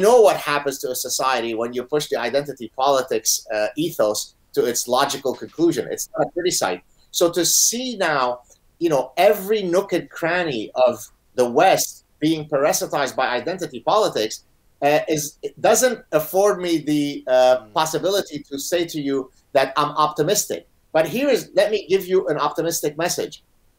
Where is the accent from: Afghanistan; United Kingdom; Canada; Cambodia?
Canada; also born or lived in Lebanon; even though I'm Canadian, the fact that in the United States, you have a party that's now in charge that openly supports identity politics, right? So exactly the phenomenon that I escaped from in Lebanon, right?